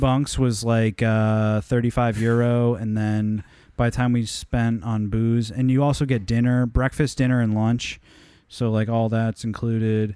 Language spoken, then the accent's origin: English; United States; I'm American